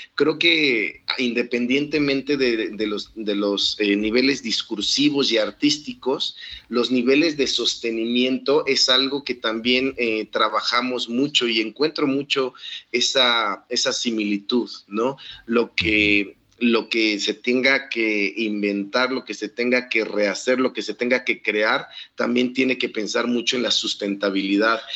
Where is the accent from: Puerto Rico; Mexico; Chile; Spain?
Mexico; nosotros como, mexicanos